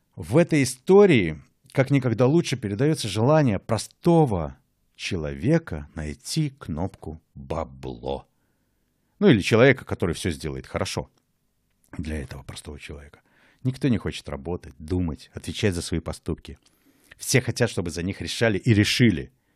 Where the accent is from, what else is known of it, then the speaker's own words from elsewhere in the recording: Mogilev, Mogilev Region, Belarus; moved away as an adult; now in Berlin, Germany; Я уехал из Республики Беларусь сразу после выборов самого первого президента Республики Беларусь и живу в Берлине уже дольше, чем жил в Могилеве.